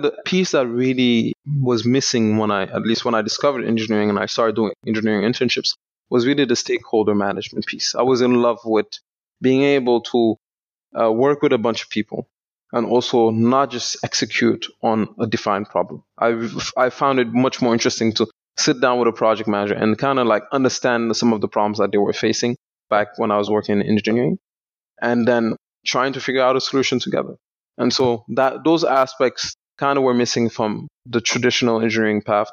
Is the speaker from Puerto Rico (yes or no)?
no; Senegal; born or raised there; moved away as an adult; also born or lived in Canada